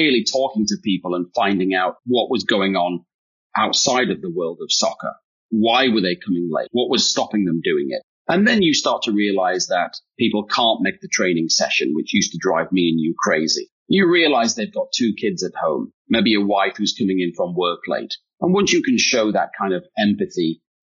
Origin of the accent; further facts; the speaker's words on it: United Kingdom; accent: British; now in United States; I am British